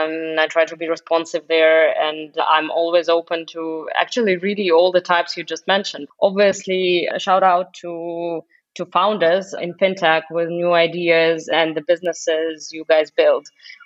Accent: Russia; now in Germany; I moved from Russia to Germany and travel across the globe and also work in very international environments.

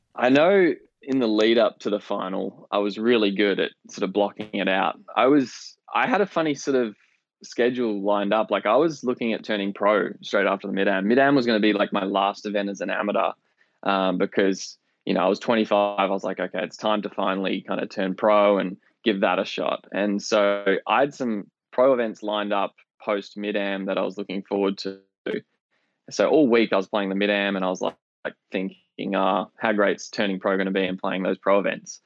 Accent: Perth, Western Australia, Australia; moved away as an adult; also born or lived in Melbourne, Australia / St Andrews, Scotland; coming from Australia, other side of the world

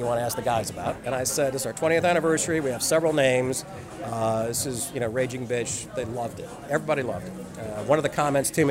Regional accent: New York City, New York, United States; I grew up in Little Italy.

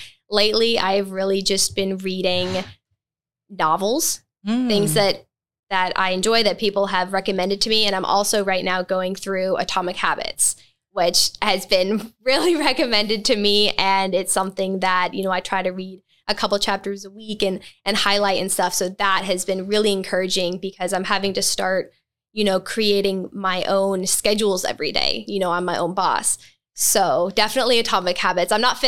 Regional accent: Mississippi, United States; moved away; also born or lived in Alberta, Canada / Romania; So I was born in Alberta, Canada. That's where my parents were born, raised, and married. And we moved to Mississippi when I was a toddler. And then in 2007, my parents and me and my four younger siblings moved to Romania.

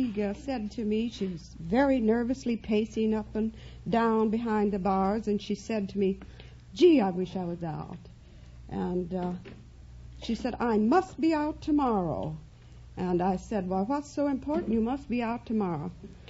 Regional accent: Kansas, United States; I was born in Kansas.

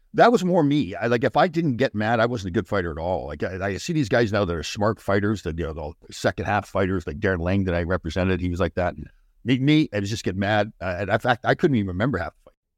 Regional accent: Brampton, Ontario, Canada; I grew up in Brampton, Ontario

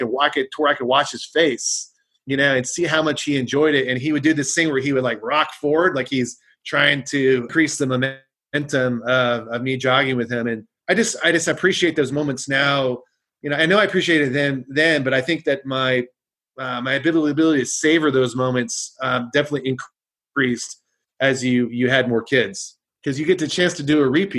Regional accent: West Coast, United States; I grew up on the West Coast.

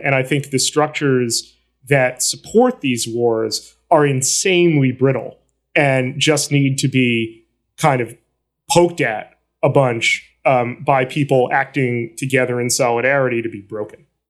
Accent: New York City, New York, United States; I'm from Flatbush. I live in a neighborhood that is one of the, along with Miami, hearts of the Haitian diaspora

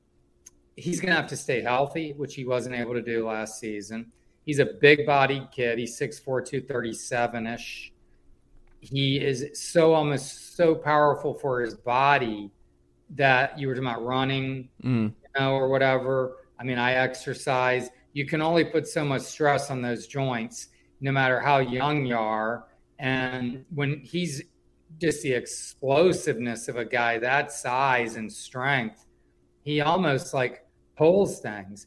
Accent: Richmond, Virginia, United States; moved away; I come from Richmond

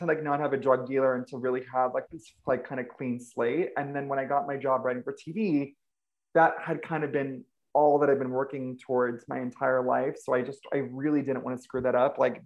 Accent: Ventura, California, United States; I grew up in Ventura, California, which is like this little, you know, small beach town

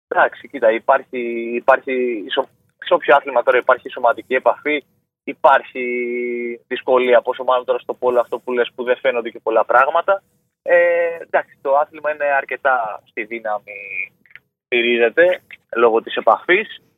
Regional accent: Chios, North Aegean, Greece; το πόλο ήταν ας πούμε για το νησί μου

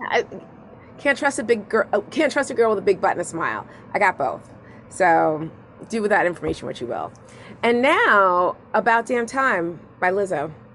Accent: Long Island, New York, United States; I grew up on Long Island, like yeah, in the '90s, '80s and '90s.

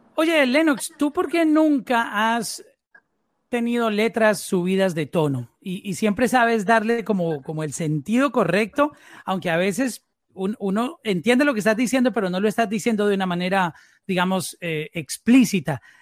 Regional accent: Colombia; somos en Colombia, porque soy colombiano

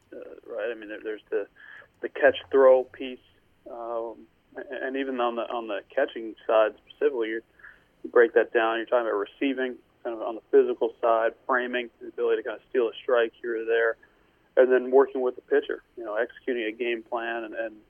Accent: New York City, New York, United States; now in Texas, United States; I am originally from Fresh Meadows, New York

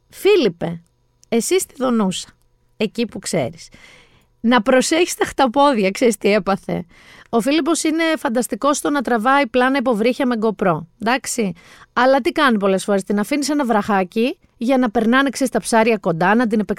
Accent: Peloponnese, Greece; γιατί έτσι λέμε στο χωριό μου στη Μάνη, so long beaches λέμε. Τώρα που λέω Μάνη παιδιά, ε, μας έχει βρει ένα κακό Γιάννη μας εκεί κάτω.

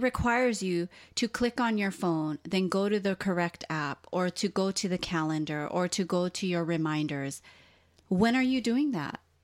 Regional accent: Hawaii, United States; also born or lived in Southern California; now in Portland, Oregon, United States; people like us who were both born and raised in Hawaii, and then we lived in California for a long time

